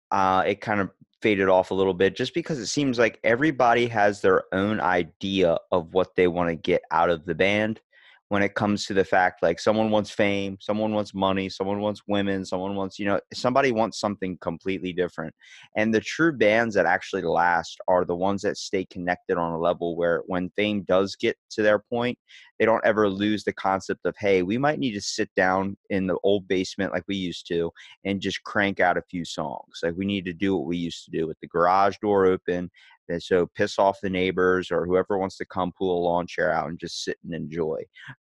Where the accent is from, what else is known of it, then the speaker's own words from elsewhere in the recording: Ocean City, Maryland, United States; I'm from Ocean City, Maryland. So I'm East Coast.